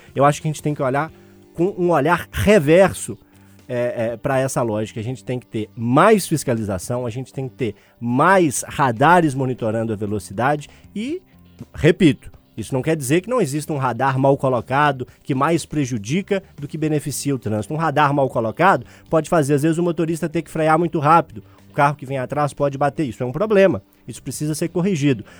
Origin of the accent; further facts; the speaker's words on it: Cardoso, São Paulo, Brazil; moved away; com a família lá no meu interior, lá em Cardoso